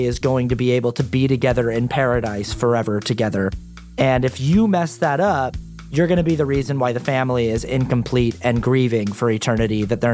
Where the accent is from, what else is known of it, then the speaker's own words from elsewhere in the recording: Sandy, Utah, United States; I grew up in Sandy, Utah, which is a suburb of Salt Lake City.